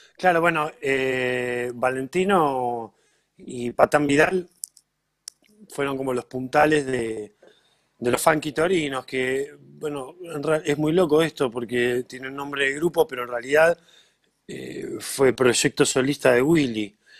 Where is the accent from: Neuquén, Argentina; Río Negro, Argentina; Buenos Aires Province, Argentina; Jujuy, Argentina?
Buenos Aires Province, Argentina; Villa Gesell; los dos somos de Gessel